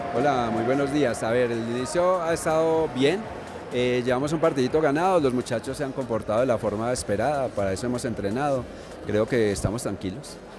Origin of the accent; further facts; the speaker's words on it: Caldas, Colombia; also born or lived in Chinchiná; Yo vivo en Chinchiná y soy de acá de Caldas